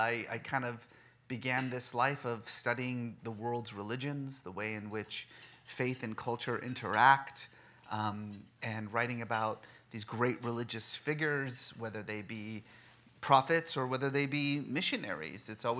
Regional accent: Bay Area, California, United States; also born or lived in Oklahoma; realizing America is actually quite larger than just Oklahoma, we headed west, like so many do, and I grew up mostly in the Bay Area in the 1980s, which wasn't the best time in the world to be either Iranian or Muslim in America

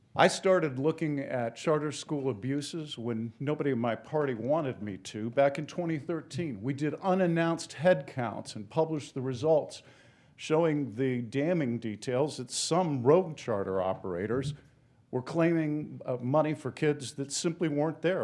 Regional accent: Ohio, United States; went home to practice in my hometown with, uh, and raised my family. Ultimately became the prosecuting attorney in that county for eight years.

